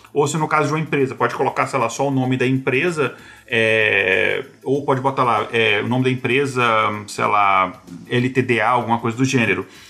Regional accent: Brasília, Federal District, Brazil; first language Portuguese; moved away; A gente é de Brasília, a gente tem um sotaque assim, o nosso R não é aquele R tão pronunciado.

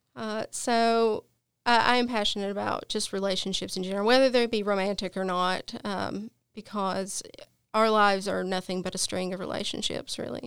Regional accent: Appalachia, Virginia, United States; I'm from a very small town

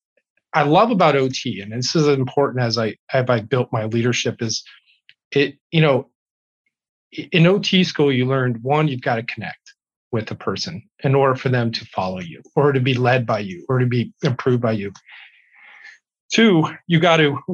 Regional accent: Youngstown, Ohio, United States; moved away as an adult; also born or lived in Wisconsin; now in Wausau, United States; I was born and raised in Youngstown, Ohio.

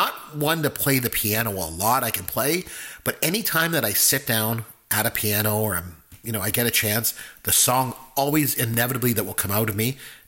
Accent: Canada; I'm Canadian

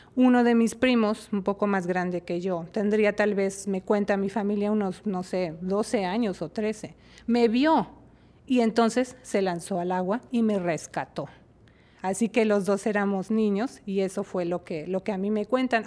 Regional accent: Mexico City, Mexico; en la Ciudad de México, de donde yo soy originaria

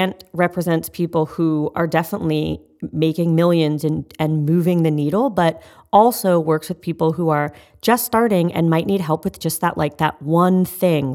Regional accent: Canada; I'm Canadian.

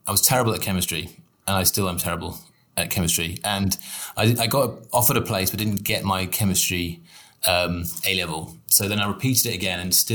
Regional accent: Somerset, South West England, United Kingdom; I was raised in Somerset

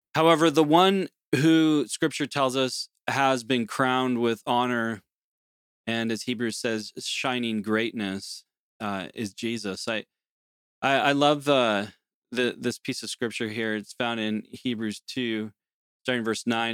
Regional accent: United States; moved away as an adult; now in Canada; growing up in the United States

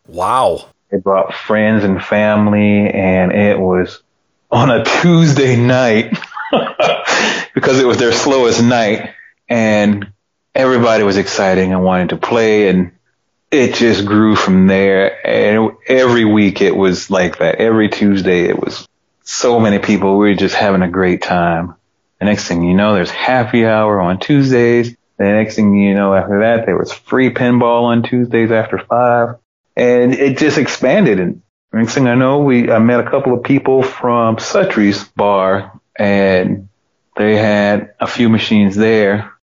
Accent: Georgia, United States; also born or lived in Knoxville, Tennessee; It's my home state, and I made a lot of good friends here

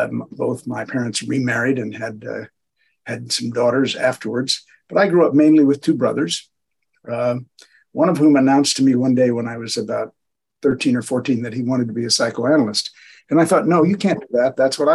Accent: St. Louis, Missouri, United States; I grew up in St. Louis, Missouri. So I'm a Midwesterner.

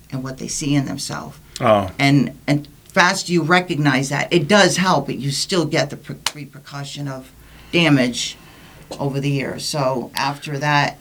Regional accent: Silver Lake, Rhode Island, United States; I'm not from Jersey. I'm from Silver Lake

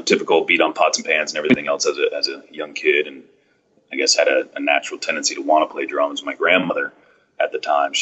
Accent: Panama City, Florida, United States; moved away as an adult; also born or lived in Orlando, Florida; now in Jacksonville, United States; I grew up in Panama City, Florida, went to college down in Orlando at UCF, and then ended up in Jacksonville, Florida, where I still currently reside

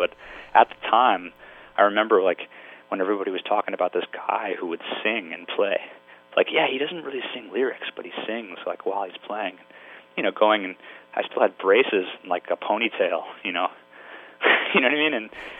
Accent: Glen Ridge, New Jersey, United States; I grew up in Glen Ridge, New Jersey, which is Essex County. I mean, it's like 15 miles, you know, to the Lincoln Tunnel.

